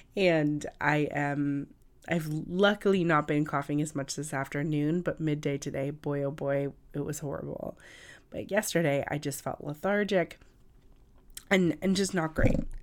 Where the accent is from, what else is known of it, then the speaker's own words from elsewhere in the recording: California, United States; now in New York City, United States; I'm from California originally, and I'm a native Californian